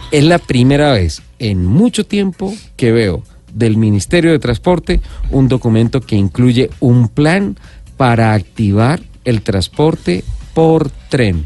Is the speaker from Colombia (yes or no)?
yes; Colombia